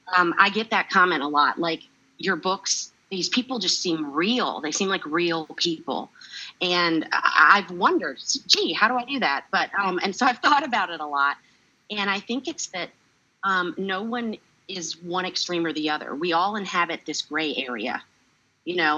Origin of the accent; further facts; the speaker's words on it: North Carolina, United States; growing up in North Carolina and having all the experiences of a child from the South